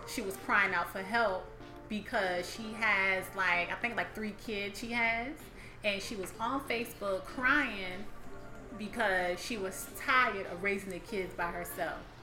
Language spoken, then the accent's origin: English; the South, United States; I grew up in the South